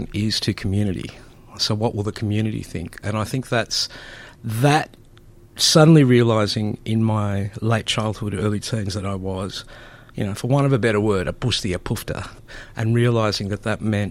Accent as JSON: {"language": "English", "town": "Melbourne", "region": "Victoria", "country": "Australia", "tie": "born or raised there", "first_language": "Greek", "second_language": "English"}